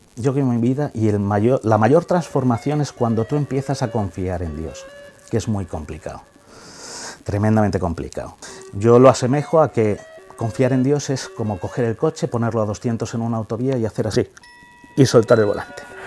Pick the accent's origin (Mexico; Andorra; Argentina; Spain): Spain; Ávila, Castile and León; como somos de Ávila